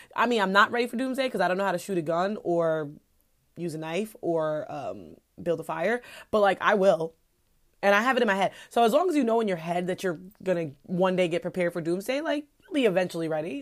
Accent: New York, United States; I'm just a New Yorker, so we're obnoxious

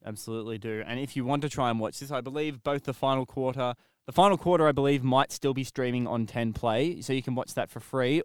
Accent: Australia; I'm Australian

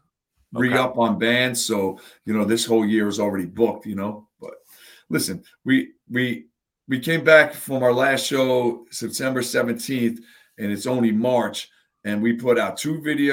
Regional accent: Long Branch, New Jersey, United States; I grew up in Long Branch. It was like where I lived as a kid

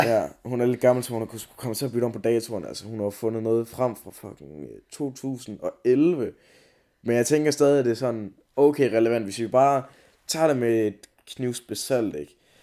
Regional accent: Denmark

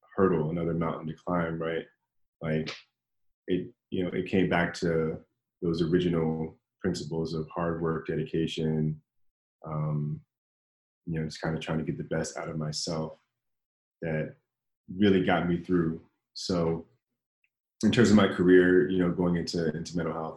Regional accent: Washington, District of Columbia, United States; moved away as an adult; now in Los Angeles, United States; I grew up in Washington, D.C., in that area

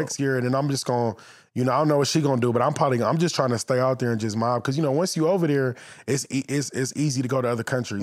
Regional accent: Los Angeles, California, United States; I grew up in the valley

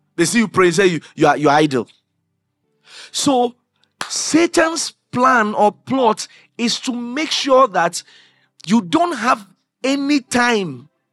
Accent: Accra, Greater Accra, Ghana; I grew up in Anadaraka. That's where we grew up. The Ghana Commercial Bank, the tower.

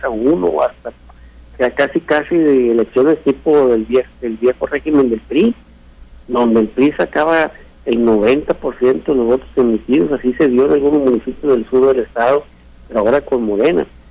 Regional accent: Sinaloa, Mexico; como buen sinaloense

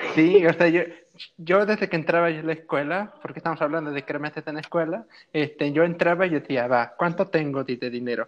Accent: Coatepec, Mexico; aquí en Coatepec siempre era eh, desde la mañana formarnos, hacer el desfile

